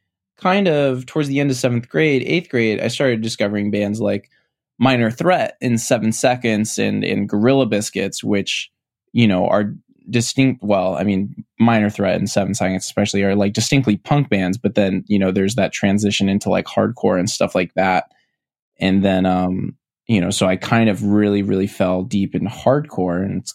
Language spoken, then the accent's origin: English; Connecticut, United States; So I'm from Connecticut. I live in a small town called Darien.